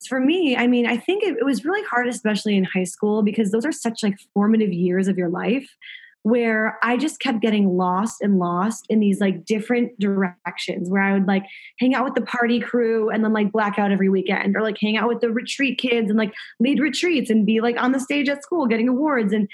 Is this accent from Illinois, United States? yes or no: yes; Chicago, Illinois, United States; I grew up in Chicago, middle-class family